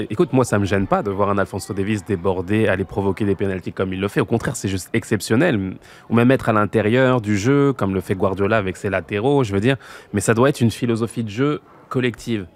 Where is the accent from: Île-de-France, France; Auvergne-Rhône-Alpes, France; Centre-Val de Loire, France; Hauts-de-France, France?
Île-de-France, France; Noisy-le-Sec; chez moi, à Noisy-le-Sec